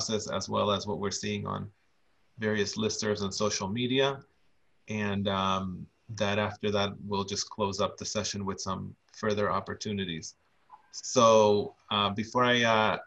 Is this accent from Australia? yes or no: no; Argentina; now in Boston, United States; I'm originally from Argentina.